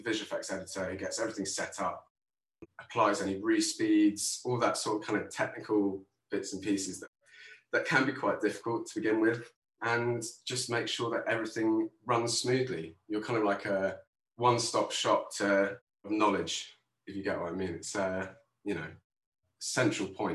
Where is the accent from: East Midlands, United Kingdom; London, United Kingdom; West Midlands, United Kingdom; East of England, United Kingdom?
London, United Kingdom; also born or lived in Tooting; I am currently in Earlsfield in South London, and I grew up around here. So I haven't moved very far.